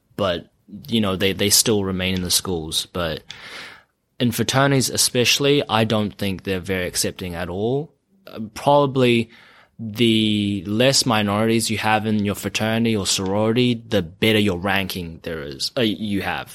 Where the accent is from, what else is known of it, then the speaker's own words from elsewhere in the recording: Auckland, New Zealand; moved away as an adult; now in Los Angeles, United States; When I was growing up in New Zealand, uh, uh, well, I grew up in Auckland